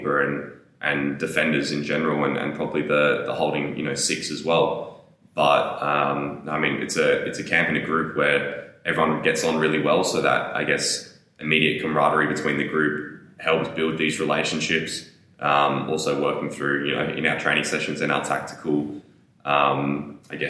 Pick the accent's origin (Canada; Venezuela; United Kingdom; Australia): Australia; Adelaide, South Australia; Adelaide, my hometown club